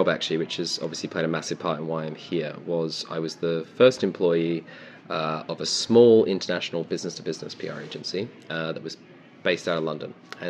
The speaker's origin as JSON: {"language": "English", "town": "Melbourne", "region": "Victoria", "country": "Australia", "tie": "born or raised there", "lives_now": "United Kingdom", "said": "Grew up in Melbourne. I'm Australian, although I'm deeply, deeply undercover. Please don't report this to the UK government."}